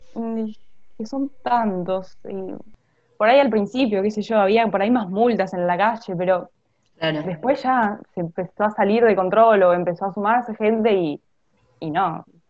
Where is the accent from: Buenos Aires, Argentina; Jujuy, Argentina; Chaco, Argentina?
Buenos Aires, Argentina; también soy de Buenos Aires, del Colegio de la Ciudad